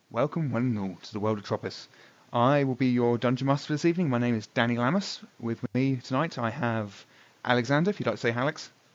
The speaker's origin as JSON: {"language": "English", "region": "England", "country": "United Kingdom", "said": "I'm from England"}